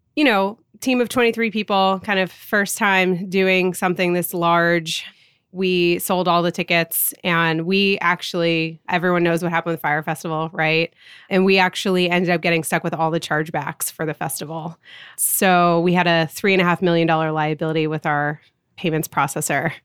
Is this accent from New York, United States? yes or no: yes; Rye, New York, United States; I grew up in Rye, New York. It's a suburb of New York City.